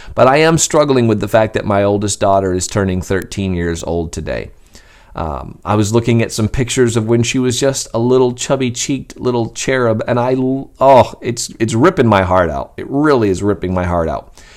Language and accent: English; Skowhegan, Maine, United States; I was a boy growing up in Skowhegan, Maine